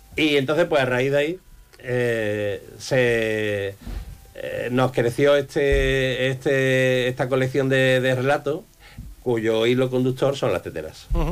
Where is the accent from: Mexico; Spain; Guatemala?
Spain; Campo de Gibraltar, Andalusia; la mayoría de la población del campo de Gibraltar ni siquiera habríamos nacido